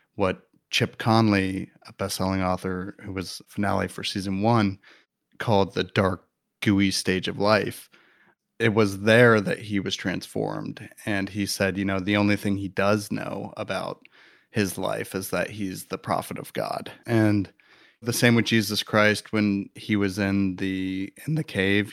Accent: Midwest, United States; moved away as an adult; now in Los Angeles, United States; I'm from Midwest boy

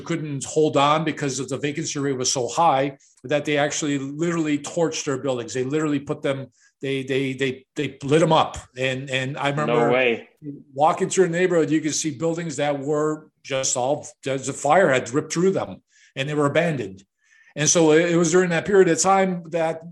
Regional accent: Chicago, Illinois, United States; I'm a product of the 1960s, and I grew up in Chicago

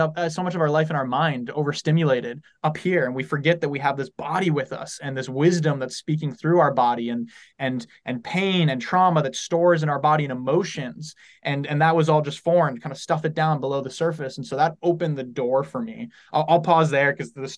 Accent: San Diego, California, United States; I'm from San Diego

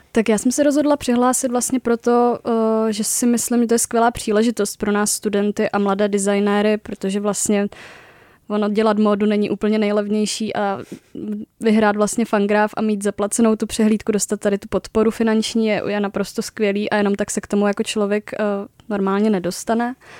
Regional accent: Moravia, Czechia; moved away as an adult; also born or lived in Uherské Hradiště; now in Prague, Czech Republic; studovala jsem v Uherském hradišti, pocházím teda z Moravy

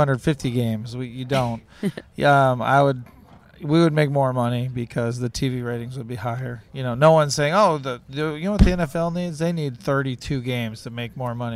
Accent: Wisconsin, United States; moved away; also born or lived in Ohio; I was born in Wisconsin

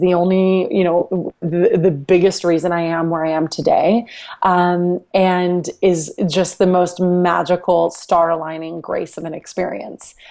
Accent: Dallas, Texas, United States; landed at Fox Sports Southwest in Dallas, which is my hometown

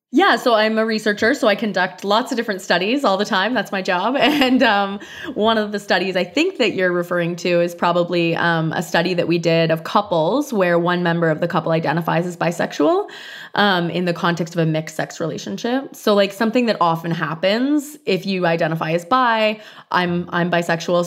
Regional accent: Canada; moved away; I'm Canadian

